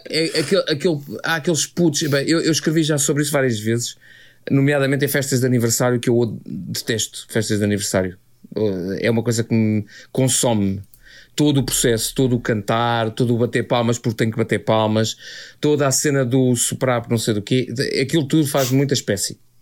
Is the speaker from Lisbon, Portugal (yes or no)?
yes; Oeiras, Lisbon, Portugal; eu e o Carlos, que somos do Conselho da Oeiras